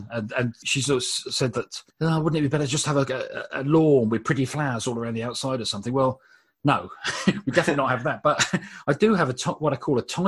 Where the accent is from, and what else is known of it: Brighton, South East England, United Kingdom; born or raised there